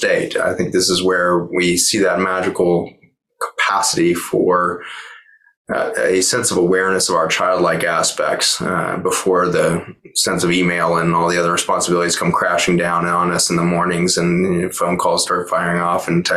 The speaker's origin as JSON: {"language": "English", "town": "Boulder", "region": "Colorado", "country": "United States", "tie": "born or raised there", "said": "born and raised in Boulder."}